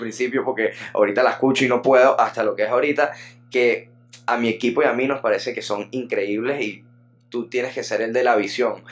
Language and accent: Spanish; Venezuela; also born or lived in Caracas; somos contemporáneos, fue una vaina que en los colegios de Venezuela